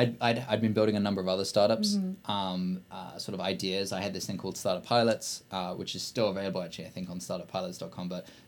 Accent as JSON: {"language": "English", "town": "Blakedown", "region": "West Midlands", "country": "United Kingdom", "said": "But no, I'm actually from a small village called Blakedown, which is near a small town called Kidderminster. You've never heard of any of these. Which is near a bigger city called Birmingham"}